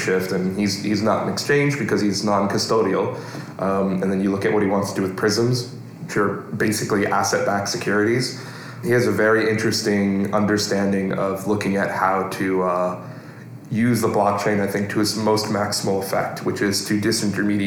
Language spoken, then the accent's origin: English; New York, United States; I'm a New Yorker. I'm a thoroughbred New Yorker